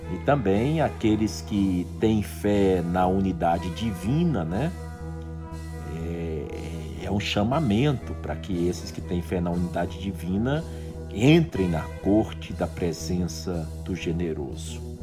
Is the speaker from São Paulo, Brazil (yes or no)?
no; Rio Grande do Norte, Brazil; Natal, é, a capital do estado onde eu nasci, fica no nordeste